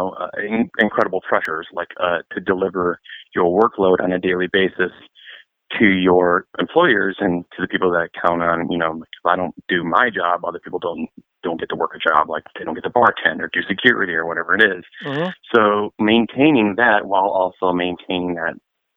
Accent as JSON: {"language": "English", "town": "Detroit", "region": "Michigan", "country": "United States", "said": "we're from Detroit, Michigan too"}